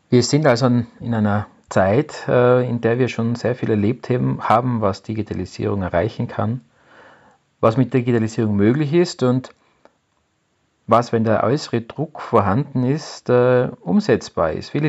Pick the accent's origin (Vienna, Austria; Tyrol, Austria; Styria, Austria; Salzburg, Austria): Tyrol, Austria; Innsbruck; Ich bin aus Innsbruck in Österreich und bin seit 1998 IT-Unternehmer.